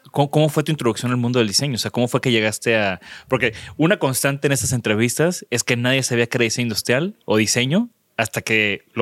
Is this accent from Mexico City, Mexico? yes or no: yes; Mexico City, Mexico; also born or lived in Houston / Tepoztlán; Crecí en la Ciudad de México.